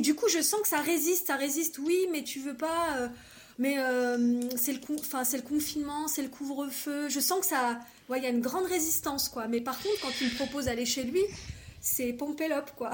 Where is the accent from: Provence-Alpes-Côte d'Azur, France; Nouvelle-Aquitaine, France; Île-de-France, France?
Nouvelle-Aquitaine, France; Bordeaux; moved away; à la base, je suis de Bordeaux